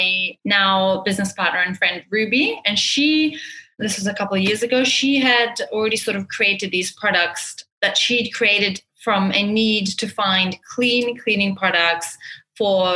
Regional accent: New Zealand; moved away as an adult; now in Dubai, United Arab Emirates; I grew up in New Zealand. So I've been in Dubai for about 10 years, but I grew up from a fairly young age in New Zealand

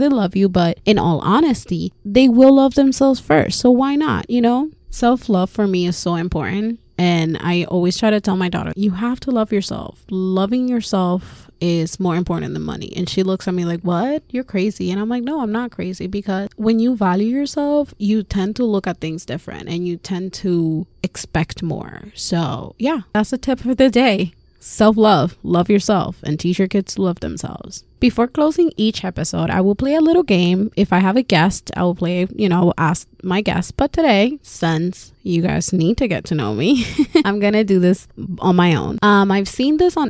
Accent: Puerto Rico; also born or lived in Florida, United States; now in Massachusetts, United States; I was born and raised in Puerto Rico, so I'm an island girl

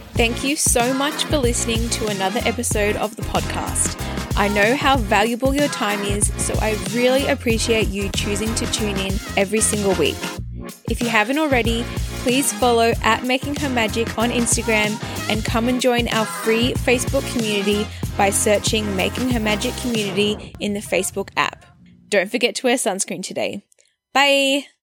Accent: Australia; moved away as an adult; also born or lived in Melbourne, Australia; now in Canada; I am an Australian born, but living in Canada with my partner and our baby girl

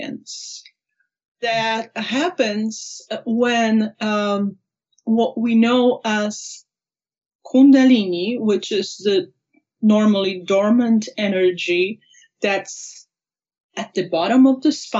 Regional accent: Poland; also born or lived in Maui, Hawaii / Anchorage, Alaska; now in Reno, United States; I was born in Poland. My parents were actors. I grew up for the first few years with my grandma

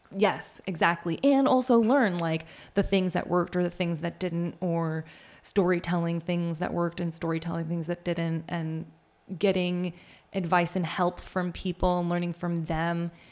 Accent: New York, United States; I grew up in New York

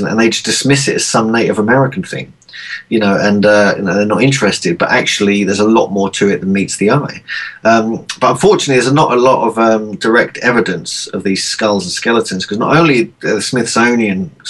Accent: Cambridge, East of England, United Kingdom; moved away; my hometown near Cambridge in Cherry Hinton

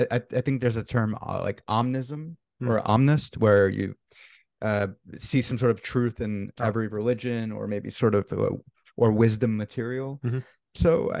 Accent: United States; technically, I was born in America. My parents are, well, so I'm also ethnically Jewish, right? I'm not very religious at all.

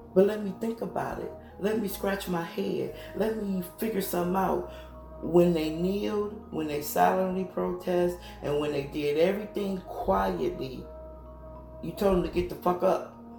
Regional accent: United States; I am American

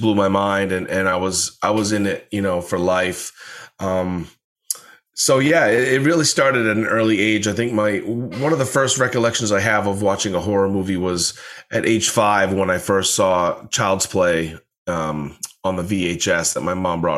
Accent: Maine, United States; I grew up in Maine

